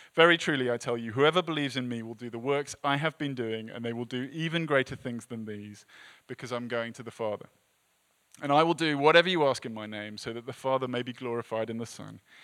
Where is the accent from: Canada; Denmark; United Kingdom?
United Kingdom; England; moved away as an adult; now in United States; as an English person